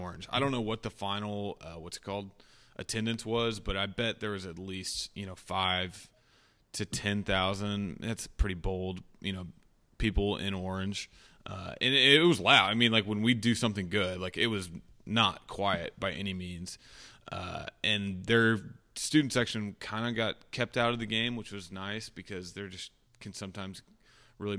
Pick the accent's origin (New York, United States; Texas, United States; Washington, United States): Texas, United States; Fort Worth; I'm from Fort Worth